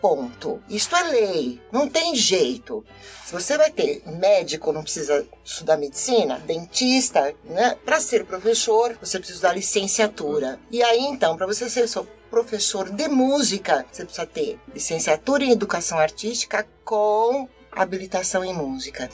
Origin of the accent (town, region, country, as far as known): Brazil